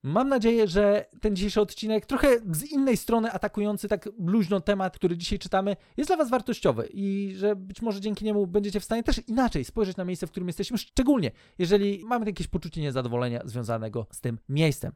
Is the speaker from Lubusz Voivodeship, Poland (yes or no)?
yes; Lubusz Voivodeship, Poland; moved away as an adult; also born or lived in Ireland / Leszno; now in Kościerzyna, Poland; najpierw wychowałem się w moim rodzinnym mieście, które w ogóle tam to dopiero jest, jest ciekawie. E, jeszcze województwo lubuskie